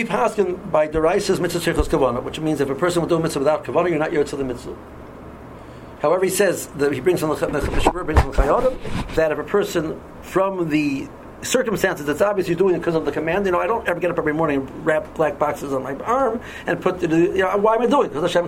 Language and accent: English; Cleveland, Ohio, United States; I'm from Cleveland